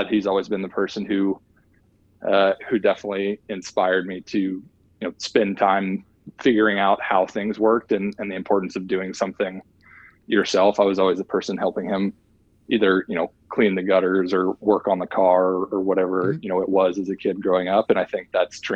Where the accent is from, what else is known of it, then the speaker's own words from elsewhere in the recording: Nashville, Tennessee, United States; I'm originally from Nashville, Tennessee, actually a small town just west of Nashville, Tennessee called Bellevue